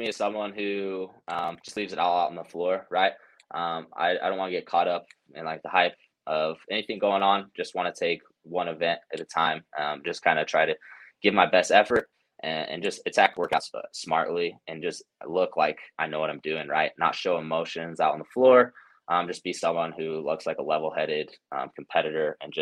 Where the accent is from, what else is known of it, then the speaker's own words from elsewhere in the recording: Cedar City, Utah, United States; I'm from Cedar City, so that's actually where I was born and raised. And then I've just moved up to the northern part of Utah.